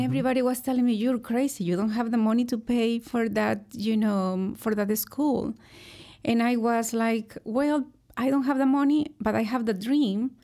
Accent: Hidalgo, Mexico; moved away as an adult; also born or lived in Monterrey, Mexico; now in United States; I grew up in a very small town in Mexico, in the state of, uh, Hidalgo

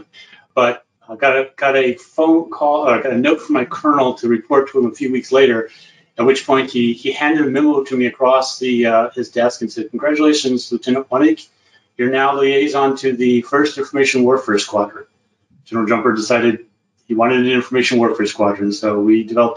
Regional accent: Southern Virginia, United States; moved away as an adult; also born or lived in San Angelo, Texas; Grew up in Southern Virginia, so rural background.

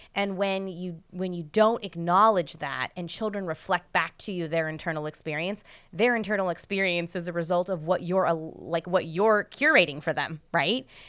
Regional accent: United States; the culture that I grew up in in the United States

